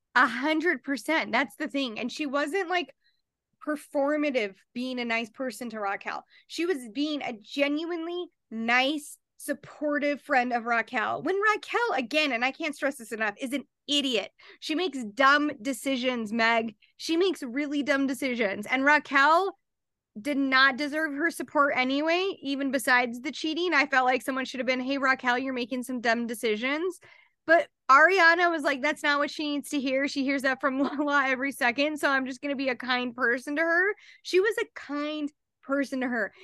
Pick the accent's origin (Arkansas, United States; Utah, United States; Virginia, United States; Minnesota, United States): Utah, United States; We're both from Utah